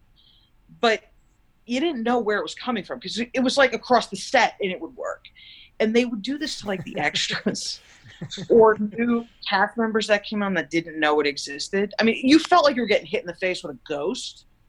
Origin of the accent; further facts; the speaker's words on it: East Coast, United States; I mean, I'm from the East Coast.